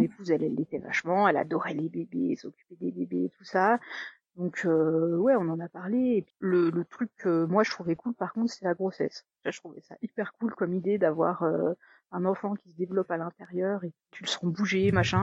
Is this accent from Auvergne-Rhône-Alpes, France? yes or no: yes; Haute-Savoie, Auvergne-Rhône-Alpes, France; moved away as an adult; also born or lived in Paris; je suis originaire de Haute-Savoie, mais j'ai fait mes études à Paris et ensuite j'ai trouvé un job à Paris